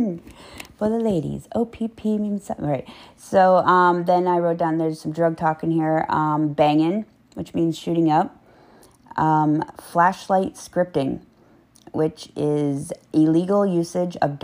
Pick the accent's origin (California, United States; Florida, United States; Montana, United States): Florida, United States; Tampa; also born or lived in Apollo Beach, Florida; I'm from Tampa area